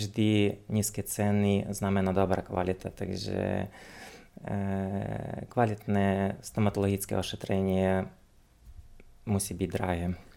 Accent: Uzhhorod, Zakarpattia Oblast, Ukraine; moved away as an adult; now in Slovakia; pochádzam z Ukrajiny, konkrétne z mesta Užgorod, e, čo sa nachádza vlastne na hranici so Slovenskom.

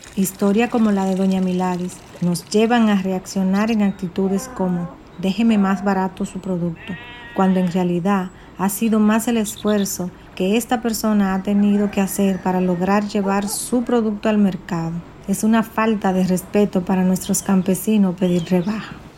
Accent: Mao, Valverde, Dominican Republic; nuestra ciudad y no solo de nuestra ciudad, sino de nuestra República Dominicana. Él también nos representa como dominicanos

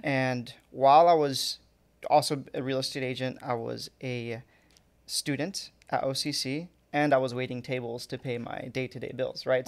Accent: Fountain Valley, California, United States; born or raised there; also born or lived in Anaheim / Santa Ana

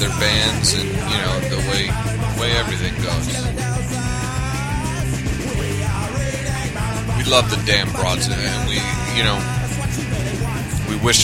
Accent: New York, United States; New York, my hometown

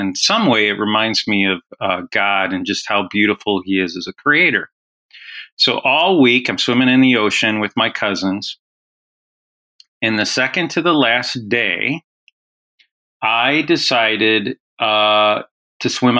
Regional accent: Illinois, United States; I grew up in Illinois

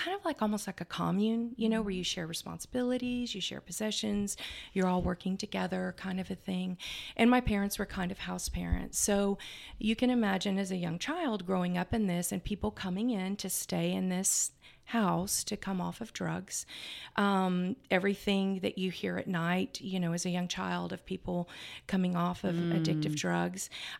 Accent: Houston, Texas, United States; born there; I was born in Houston with my brother and I in this apartment, and my biological dad was offshore.

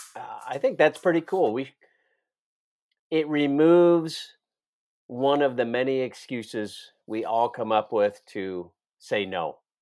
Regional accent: Iowa, United States; I know I'm not from Florida. I'm from Iowa

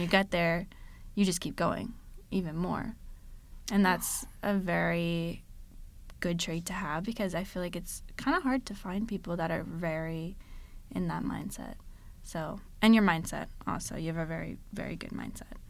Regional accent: Connecticut, United States; moved away as an adult; now in South Florida, United States; I grew up in Connecticut my whole life, never moved ever before

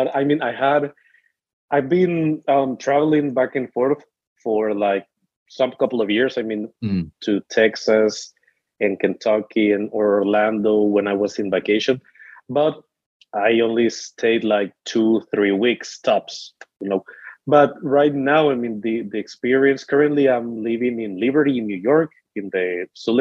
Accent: El Salvador; moved away as an adult; now in United States; I'm from El Salvador

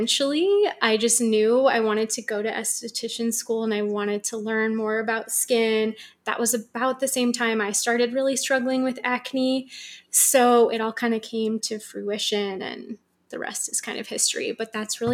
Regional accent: San Francisco, California, United States; also born or lived in New York / Australia / Los Angeles; So I was born in San Francisco, and I've lived in different places. I've lived in New York and Australia and LA, wow. but now I'm back home in Northern California

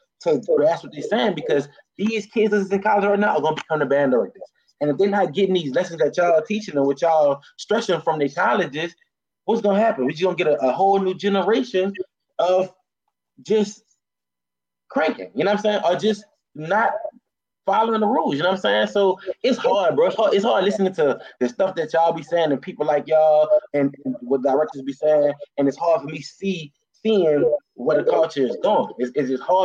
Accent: New Orleans, Louisiana, United States; I know I'm from New Orleans

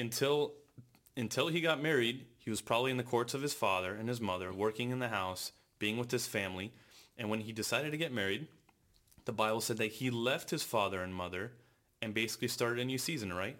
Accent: California, United States; born and raised in California

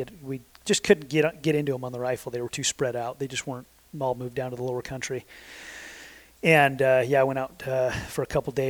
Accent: Sandy, Utah, United States; I grew up in Utah my entire life. I grew up in Sandy, Utah

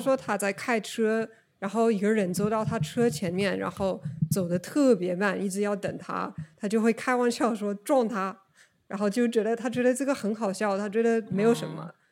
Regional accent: Oregon, United States; Chinese is a second language; moved away as an adult; also born or lived in China / Japan; 我是美国人，呃，在俄勒冈州出生的。但是我在中国工作了几年，呃，也在中国和日本都流水过

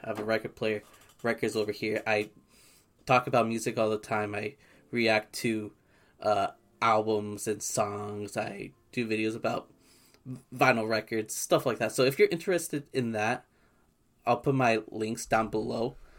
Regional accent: Southern California, United States; we're both from SoCal.

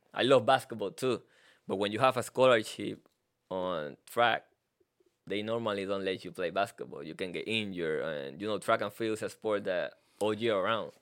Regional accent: Carolina, Puerto Rico; first language Spanish; English is a second language; moved away as an adult; now in United States; I'm from Puerto Rico, um, Carolina, Puerto Rico

